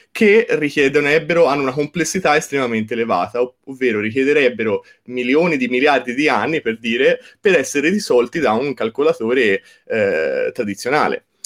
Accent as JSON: {"language": "Italian", "town": "Certaldo", "region": "Tuscany", "country": "Italy", "said": "certo, sì, io vengo da Certaldo, il paese di Boccaccio, quindi"}